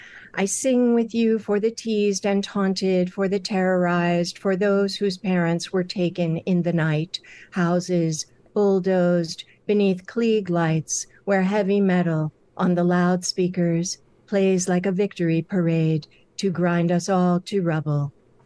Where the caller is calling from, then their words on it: New York City, New York, United States; New York City.